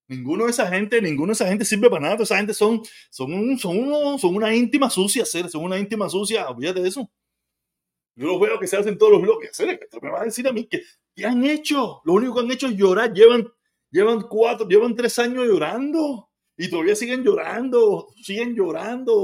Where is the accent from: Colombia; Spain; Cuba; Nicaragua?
Cuba; moved away; Yo soy cubano, yo nací en Cuba